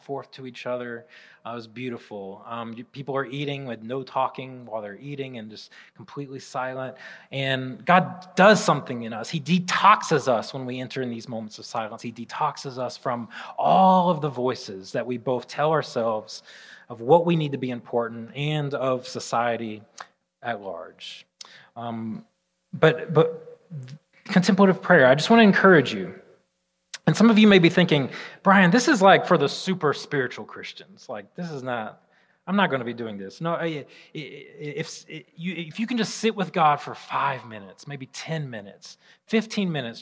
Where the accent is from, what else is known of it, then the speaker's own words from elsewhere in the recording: Alabama, United States; I'm from Alabama